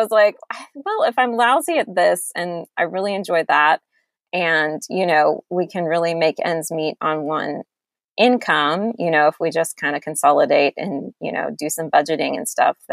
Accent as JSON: {"language": "English", "region": "Georgia", "country": "United States", "said": "I'm from Georgia, and I met my husband in college at UGA"}